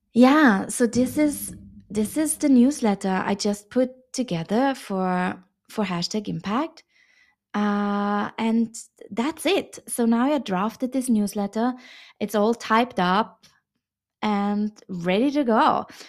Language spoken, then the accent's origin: English; Vienna, Austria; moved away as an adult; also born or lived in China; how my reintegration in my hometown Vienna is going after 13 years abroad in China